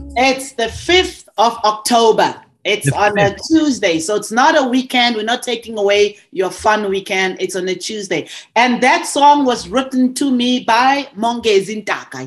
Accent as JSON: {"language": "English", "country": "South Africa", "also_born_or_lived": "Montreal, Canada", "moved": "as an adult", "lives_now": "Ontario, Canada", "said": "I was from South Africa"}